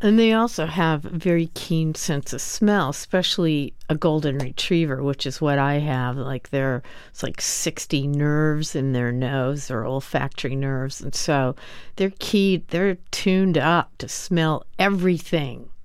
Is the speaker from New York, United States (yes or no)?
yes; New York City, New York, United States; as a New Yorker who owns a dog